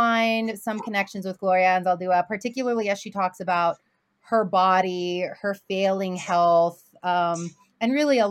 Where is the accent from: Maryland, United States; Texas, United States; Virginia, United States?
Texas, United States; Houston; now in Utah, United States; I was born and raised in Houston, but my family is from the border as well